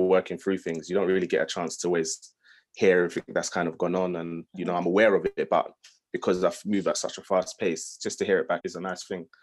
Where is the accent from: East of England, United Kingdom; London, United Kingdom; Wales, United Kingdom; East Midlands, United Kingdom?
London, United Kingdom; I grew up in London, I'm in an area called Hackney